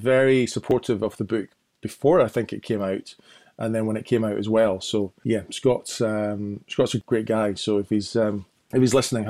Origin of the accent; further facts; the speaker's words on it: Edinburgh, Scotland, United Kingdom; also born or lived in Golspie; I was living up actually in the Highlands, bizarrely. I was born in Edinburgh, but moved up to a place called Golspie when I was 10, and then came back down again.